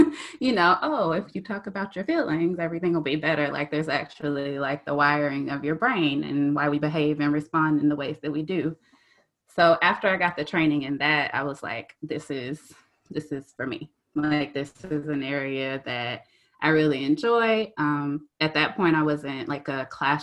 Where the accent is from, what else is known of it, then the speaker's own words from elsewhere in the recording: South Georgia, United States; I'm from South Georgia, so we know sometimes like Southern roots